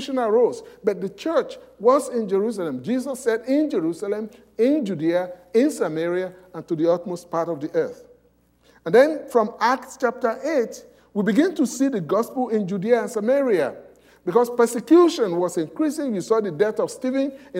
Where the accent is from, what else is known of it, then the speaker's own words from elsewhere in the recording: Nigeria; moved away; I came from Nigeria